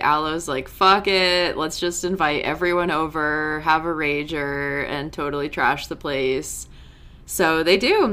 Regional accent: New England, United States; I'm from New England

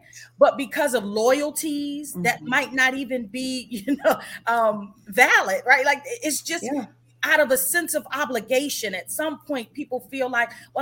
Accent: Washington, District of Columbia, United States; I grew up in Washington, D.C.

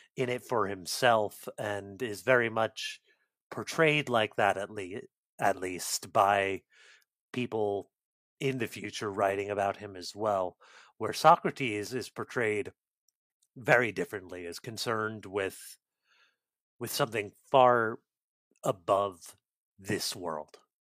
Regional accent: United States; as an American

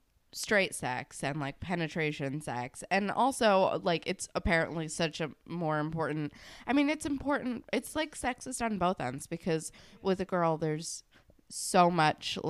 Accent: New Jersey, United States; where I grew up in New Jersey, I like was on the border of like a lot of Irish people in Pearl River, New York, and then like a lot of Italian people in my town

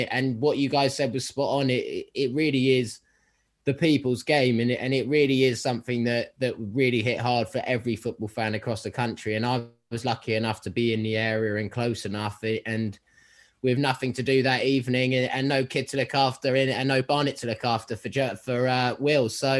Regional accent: London, United Kingdom; I come from Southwest London.

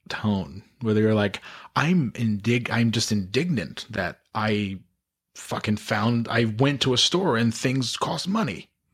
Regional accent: Glens Falls, New York, United States; my hometown of Glens Falls

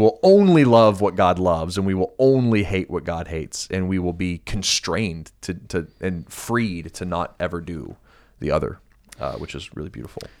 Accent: United States; being an American

